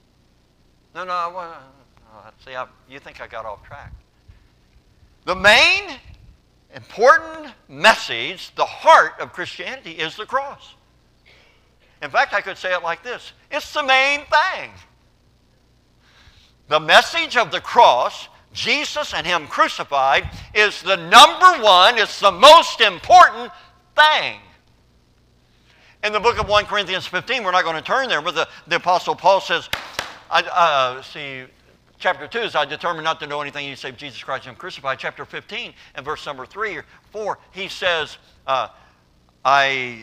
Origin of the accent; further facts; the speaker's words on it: Kentucky, United States; I grew up in Kentucky